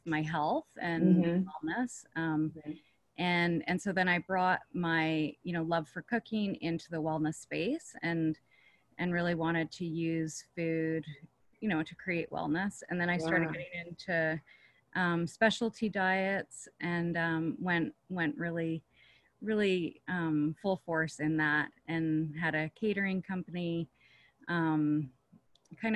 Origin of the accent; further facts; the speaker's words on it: Canada; moved away; I'm from Canada originally